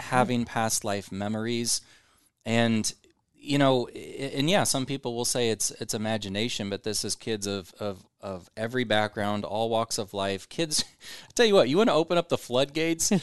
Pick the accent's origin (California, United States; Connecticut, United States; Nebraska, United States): Nebraska, United States; Omaha; I'm born and raised in Omaha.